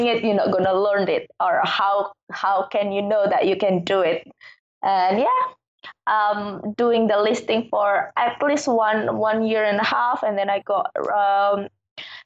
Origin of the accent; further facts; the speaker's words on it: Bali, Indonesia; I'm from Bali, but Bali's part of Indonesia.